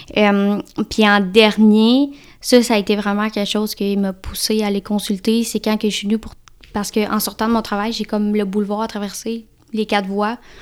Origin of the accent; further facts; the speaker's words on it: Victoriaville, Quebec, Canada; moved away; je suis je native de Vito, Victoriaville, dans le centre du, dans le du Québec.